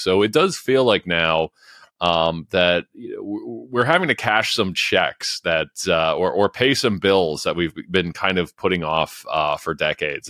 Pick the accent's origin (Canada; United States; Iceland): Canada; London, Ontario; London, Ontario, uh, my hometown